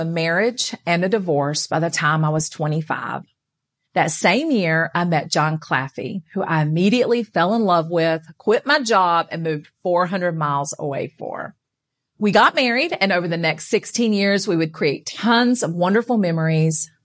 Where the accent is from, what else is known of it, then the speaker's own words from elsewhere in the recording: North Carolina, United States; I grew up in North Carolina going to church with my Nana